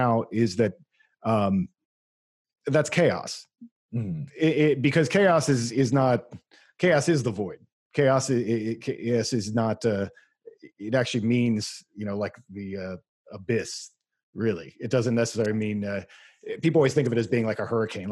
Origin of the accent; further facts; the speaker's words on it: United States; my blood's pretty German, but I'm an American